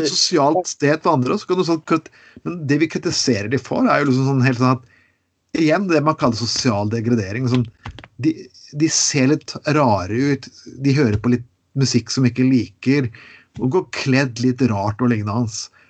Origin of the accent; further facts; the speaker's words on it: Telemark, Norway; jeg kommer fra Telemark. Det vet jo alle sammen. Jeg er fra, jeg er fra Telemark. Og det, jeg vokste opp med det som kalles rånere